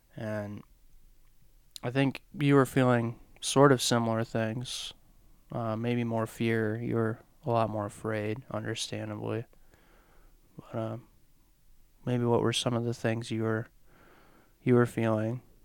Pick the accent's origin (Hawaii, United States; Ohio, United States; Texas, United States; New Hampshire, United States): Ohio, United States; moved away as an adult; also born or lived in Lynchburg, Virginia; we're both from Ohio, the very, very, very flat part of Ohio, all the way up by the lakes